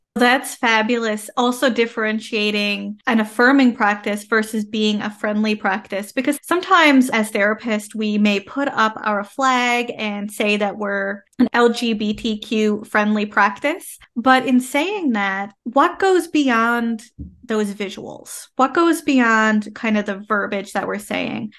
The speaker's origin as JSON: {"language": "English", "country": "Canada", "said": "I am a Canadian social worker"}